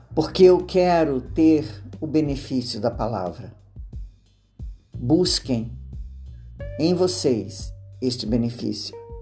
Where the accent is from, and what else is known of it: Brazil